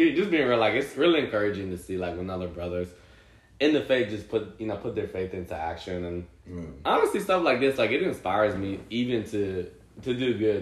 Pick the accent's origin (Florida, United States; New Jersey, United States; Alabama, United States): New Jersey, United States; Central; I grew up in New Jersey, Central New Jersey.